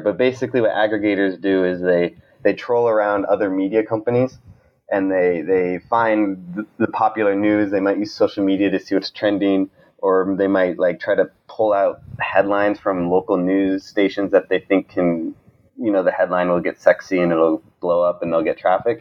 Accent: Montana, United States; moved away as an adult; also born or lived in Oakland, California; I grew up in Montana

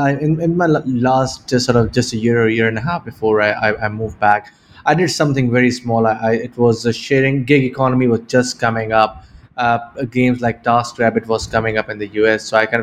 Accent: Pakistan; moved away as an adult; also born or lived in United Kingdom; I grew up in Pakistan, but I left when I was 18 to go to university in the UK.

